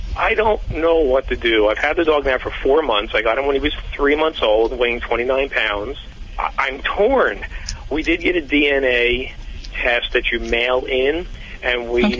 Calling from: Glenside, Pennsylvania, United States

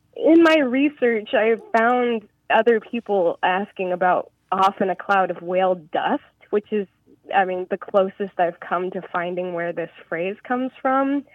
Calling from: Portland, Oregon, United States; I'm calling from Portland, Oregon

